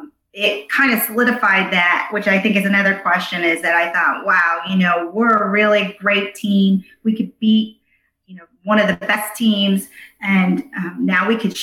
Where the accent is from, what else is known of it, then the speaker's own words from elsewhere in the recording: Cleveland, Ohio, United States; I've been born and raised in Cleveland, Ohio, and we love sports. We're a sports town.